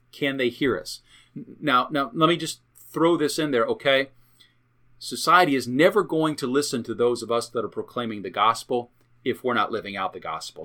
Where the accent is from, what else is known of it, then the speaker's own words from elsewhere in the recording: United States; I am an American, I'm proud to be an American